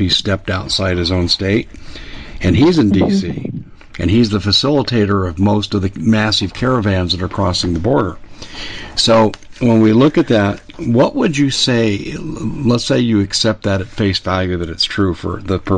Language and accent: English; Colorado, United States; moved away; Well, I'm from Colorado